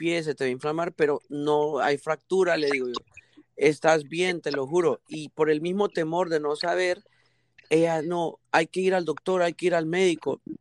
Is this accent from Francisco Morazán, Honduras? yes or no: yes; Tegucigalpa, Francisco Morazán, Honduras; yo soy de Honduras, ah, yo soy